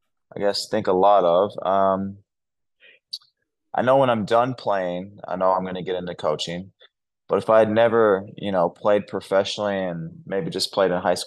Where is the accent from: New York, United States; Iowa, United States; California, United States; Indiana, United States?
Indiana, United States; moved away as an adult; now in Australia; Growing up in Indiana, where basketball is, like it's a religion.